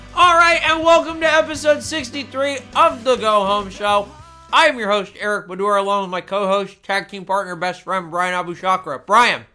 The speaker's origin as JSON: {"language": "English", "area": "East County", "region": "California", "country": "United States", "tie": "born or raised there", "said": "We grew up in East County"}